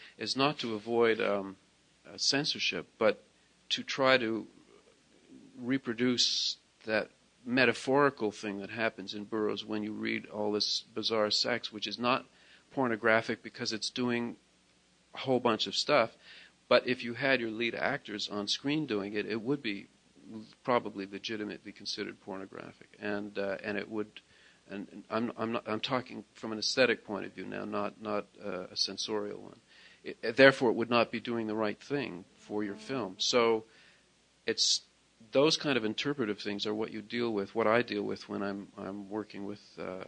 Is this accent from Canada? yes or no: yes; Toronto, Ontario, Canada; where I lived and where I grew up in Toronto